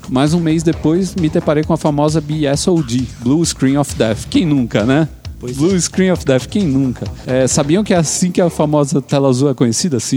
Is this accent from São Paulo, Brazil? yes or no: yes; Santo André, São Paulo, Brazil; 34 anos, sou da região do ABC Paulista, mais precisamente de Santo André.